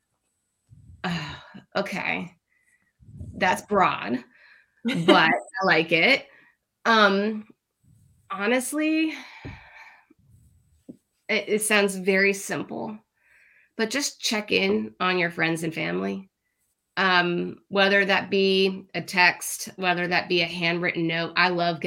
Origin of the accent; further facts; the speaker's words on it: Miami, Florida, United States; I'm from Miami, Florida. That's where I'm originally from